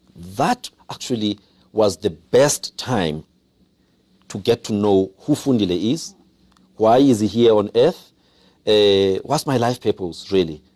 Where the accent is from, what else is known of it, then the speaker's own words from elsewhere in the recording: Mthatha, Eastern Cape, South Africa; also born or lived in Pondoland, Eastern Cape; I grew up in Umtata